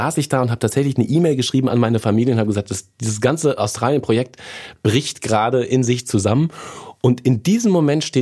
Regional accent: Lorsch, Hesse, Germany; moved away; also born or lived in Fürth, Bavaria; Ich bin in Fürth, Bayern geboren. Das ist im Frankenland. Da habe ich aber nie gewohnt. Ähm, ich bin in Hessen aufgewachsen, Südhessen, und tatsächlich Lorsch an der Bergstraße, nicht zu verwechseln mit Lorch am Rhein, ist äh, mein, mein Heimatort, wenn du so willst.

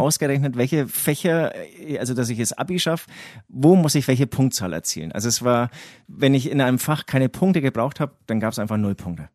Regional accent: Herzogenaurach, Bavaria, Germany; accent: Franconian; ich komme ja, wie man ähm, meinem Dialekt äh, unschwer auch ähm, anmerkt, ähm, auch aus Franken. Im Prinzip ähm, bin ich genau, also ich, ich bin in Herzogenaurach groß geworden

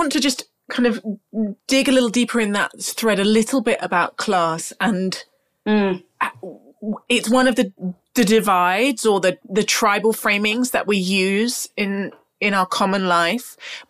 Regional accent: United Kingdom; because we're British people and it's in our DNA.

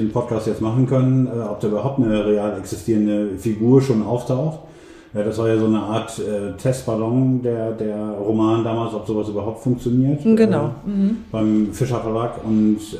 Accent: Emden, Lower Saxony, Germany; Ja, also ähm, fangen wir mal äh, da an, wo ich aufgewachsen bin, nämlich in ähm, der Seehafenstadt M. Da bin ich auch geboren worden. Und ähm, groß geworden bin ich im Stadtteil ähm, Transvaal.

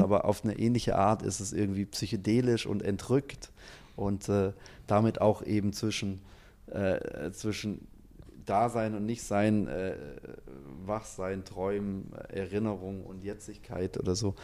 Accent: Stuttgart, Baden-Württemberg, Germany; als Stuttgarter

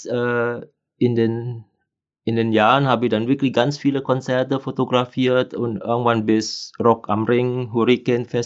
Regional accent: Indonesia; moved away as an adult; now in Germany; Ich komme ursprünglich aus Indonesien. Ich bin aber schon über 30 Jahre hier in Deutschland. Und am Anfang habe ich ja hier studiert.

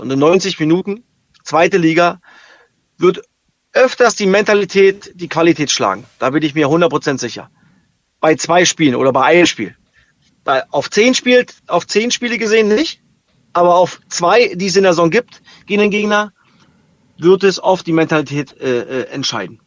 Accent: East Germany, Germany; ich als Ossi

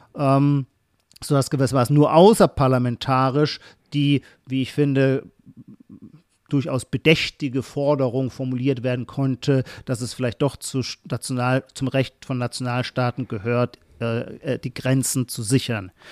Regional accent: Heidelberg, Baden-Württemberg, Germany; Kurpfälzer, dann schließlich komme ich aus Heidelberg

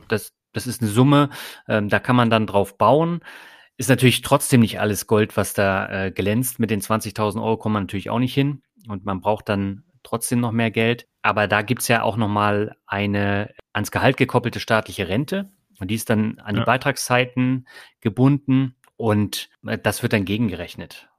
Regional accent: Germany; bei uns in Deutschland

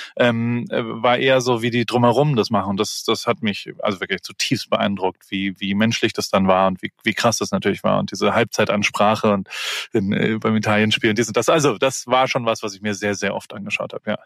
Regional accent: Germany; moved away as an adult; now in United States; ich komme aus Deutschland

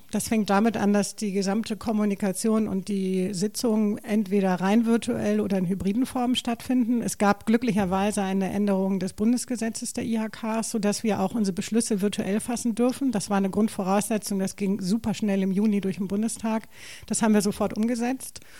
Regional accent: Hamburg, Germany; also born or lived in Stade; Also ich bin gebürtige Hamburgerin, richtig, und habe jetzt sechs, sechs Jahre in Stade gelebt.

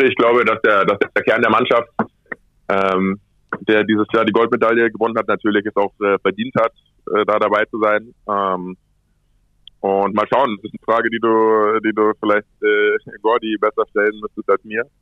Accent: Munich, Bavaria, Germany; moved away as an adult; now in Barcelona, Spain; Meine Eltern wohnen in München. Ich bin im Sommer, verbringe ich da viel Zeit. Und ähm, ja, München ist auf jeden Fall meine Heimat.

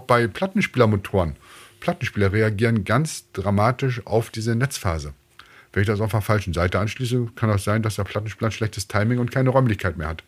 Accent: Bremen, Germany; ich bin in Bremen aufgewachsen, ich bin Bremer

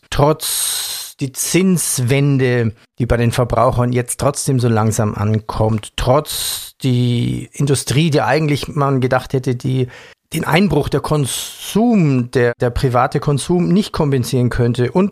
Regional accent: Germany

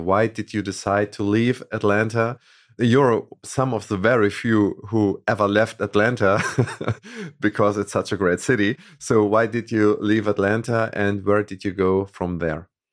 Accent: Hamburg, Germany; Hamburg, where we come from

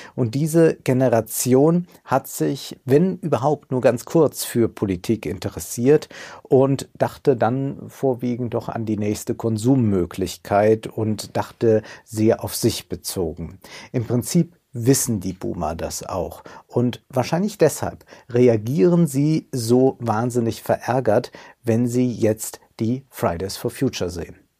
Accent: Rhineland, Germany; als Rheinländer

